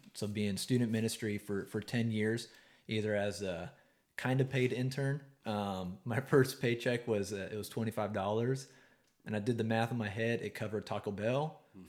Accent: East Texas, United States; I can say that I grew up in East Texas

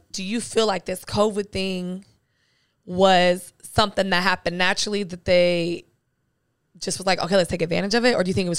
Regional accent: Southern California, United States; I'm from SoCal.

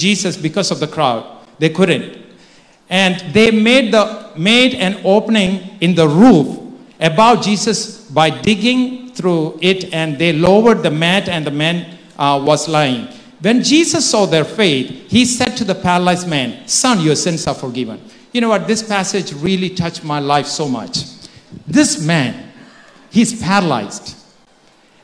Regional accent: Kerala, India; moved away; I grew up in India

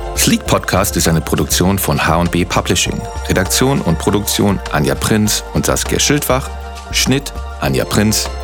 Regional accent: West Germany, Germany; now in Berlin, Germany; Ich bin ja Wessi.

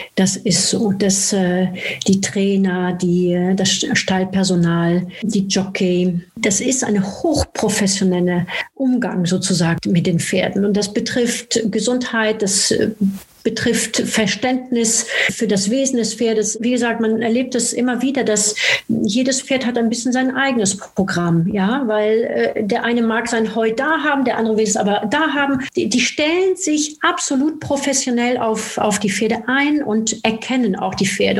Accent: France; moved away; in Frankreich, wo ich herkomme

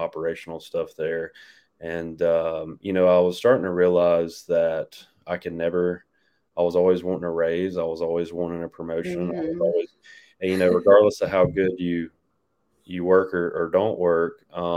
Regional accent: Dothan, Alabama, United States; also born or lived in Auburn, Alabama; now in Pelham, United States; I'm from Dothan, Alabama. Went to school and everything there, graduated high school

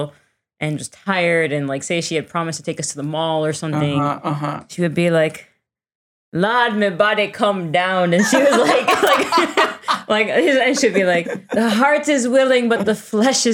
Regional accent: Miami, Florida, United States; growing up in Miami in a melting pot

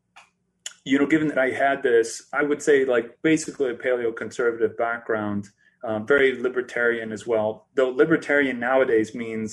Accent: Prineville, Oregon, United States; I grew up in Central Oregon, in a little town called Prineville

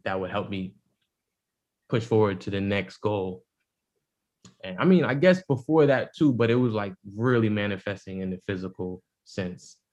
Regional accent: New York City, New York, United States; I'm from the Bronx, but you know my upbringing was still different

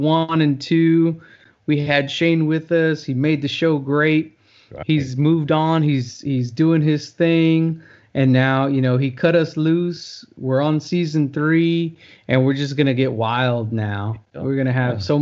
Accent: Freeport, Texas, United States; my hometown, actually, at the Fishing Fiesta down in Freeport

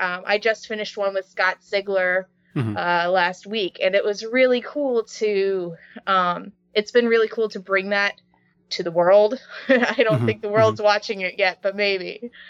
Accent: North West England, United Kingdom; accent: English; everybody wanted my English accent. Right. Which is like, okay. So this was the first real big part that I was able to use my natural voice for.

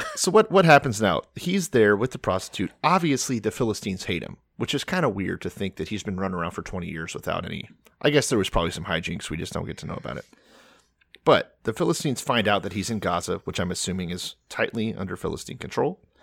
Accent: Texas, United States; I'm from Texas.

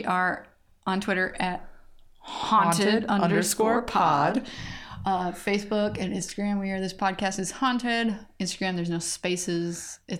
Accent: Midwest, United States; We're from the Midwest.

